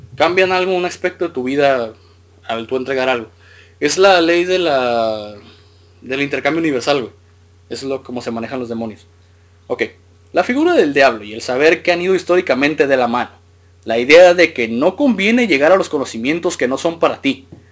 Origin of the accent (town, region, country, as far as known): Mexico